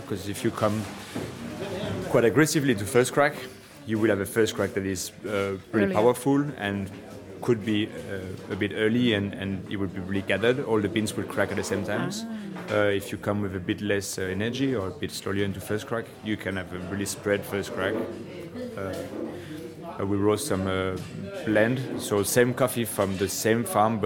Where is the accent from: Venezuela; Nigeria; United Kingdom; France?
France; now in Aarhus, Denmark; I'm from France